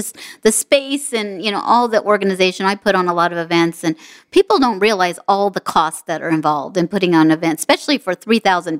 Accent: Las Vegas, Nevada, United States; I was born in Vegas

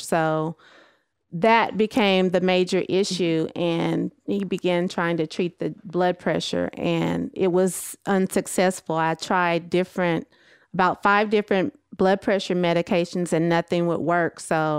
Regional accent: Texas, United States; moved away as an adult; now in California, United States

